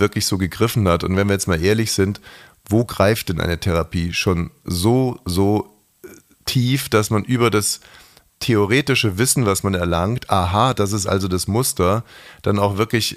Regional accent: Bavaria, Germany; ich hatte als Kind in der Schule große Probleme, weil meine Eltern beides, äh, also Ausländer waren und sehr spezielle Menschen waren. Und ich war auch ein sehr spezieller Mensch und ich war in diesem bayerischen Klassenverbund

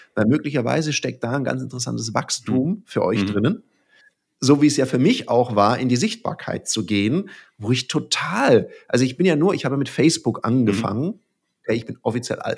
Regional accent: Southern Germany, Germany; im Schwäbischen, ich bin Süddeutscher

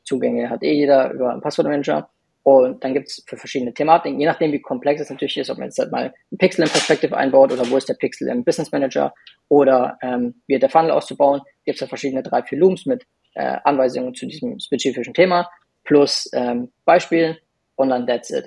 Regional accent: Munich, Bavaria, Germany; ich bin auch aus München

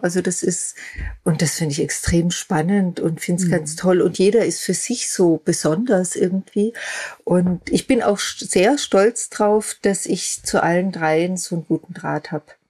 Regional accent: Austria; moved away; also born or lived in Germany; nach Österreich in meine alte Heimat zu ziehen

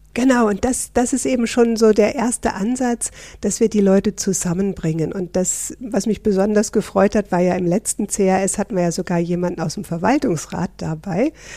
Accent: Northern Germany, Germany; moved away as an adult; now in Switzerland; Ich bin eine echte Norddeutsche, seit 28 Jahren in der schönen Schweiz

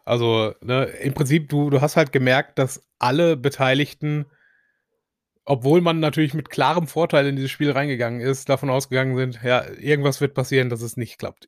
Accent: Essen, North Rhine-Westphalia, Germany; als Essener

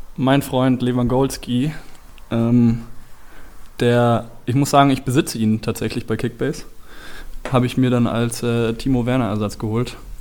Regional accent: Belgium; ich komme eben aus Belgien

